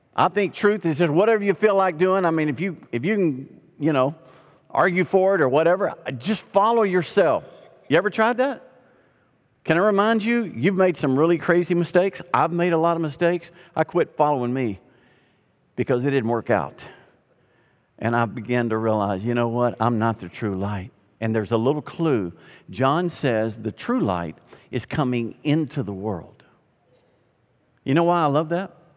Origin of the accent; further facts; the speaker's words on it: Arkansas, United States; moved away; also born or lived in Louisiana; I grew up in Arkansas